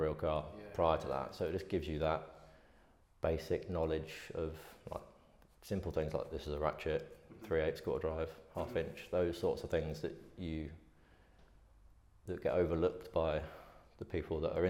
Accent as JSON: {"language": "English", "area": "Isle of Wight", "region": "South East England", "country": "United Kingdom", "tie": "born or raised there", "said": "I grew up on the Isle of Wight"}